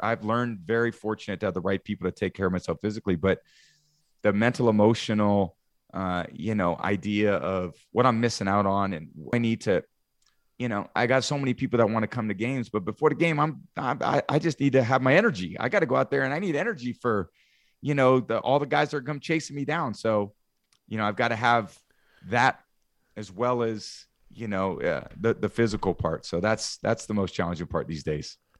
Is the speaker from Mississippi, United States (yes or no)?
no; Bay Area, California, United States; moved away; I grew up in the Bay Area